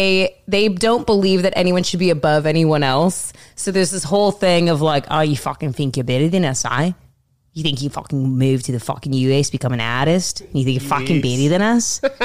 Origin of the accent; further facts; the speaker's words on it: Seattle, Washington, United States; Oh, I grew up in Seattle.